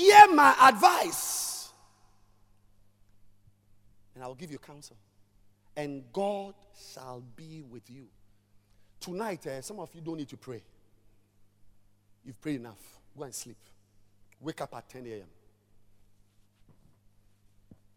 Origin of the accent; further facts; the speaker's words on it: Volta, Ghana; I'm from the Volta region